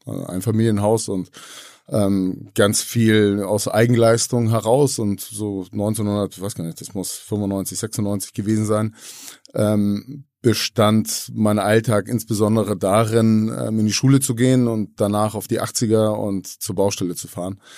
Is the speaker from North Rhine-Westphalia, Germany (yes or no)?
no; Hamburg, Germany; alle sind hier schon geboren in Hamburg